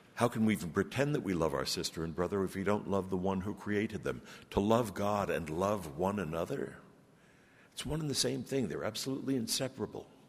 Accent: Brooklyn, New York, United States; now in Grenada; I'm originally from Brooklyn, New York.

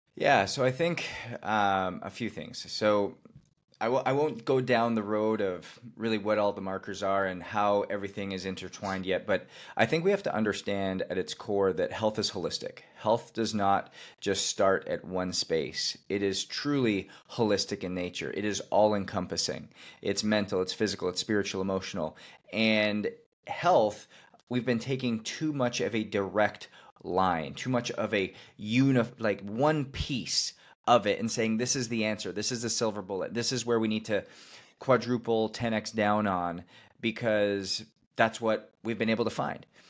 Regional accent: Canada; I was playing hockey, growing up in Canada

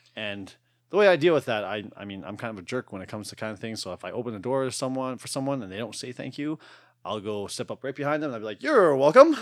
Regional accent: Alberta, Canada; I was born here. I was born in Tollfield, Alberta.

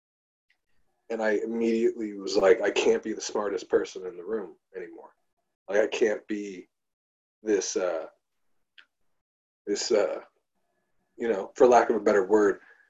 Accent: Long Island, New York, United States; now in Brooklyn, United States; we're on Long Island. I grew up on Long Island.

